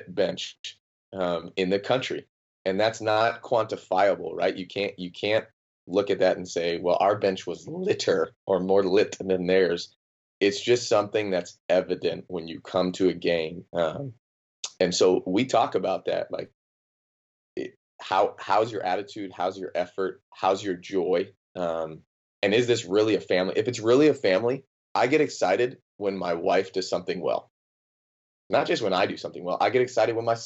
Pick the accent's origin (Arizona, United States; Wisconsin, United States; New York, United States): Arizona, United States; Phoenix; I'm a Phoenix Suns guy, born and raised in Phoenix